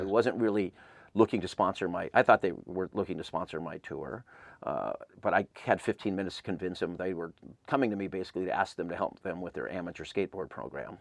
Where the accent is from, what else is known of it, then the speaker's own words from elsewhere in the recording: Claremont, California, United States; I grew up in Claremont